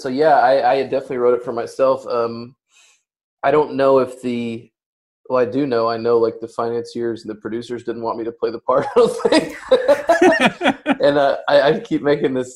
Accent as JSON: {"language": "English", "town": "Hot Springs", "region": "Arkansas", "country": "United States", "tie": "born or raised there", "moved": "yes", "lives_now": "Los Angeles, United States", "said": "I'm also from Arkansas, and most of the book takes place in and around Hot Springs where I was born"}